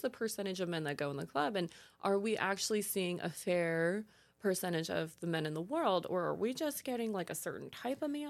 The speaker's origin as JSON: {"language": "English", "region": "California", "country": "United States", "tie": "born or raised there", "said": "growing up in California, I was surrounded by beautiful tan blonde girls"}